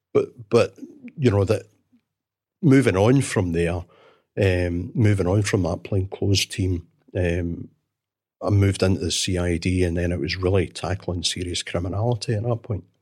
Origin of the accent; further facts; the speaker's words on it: Glasgow, Scotland, United Kingdom; I was born and brought up in Glasgow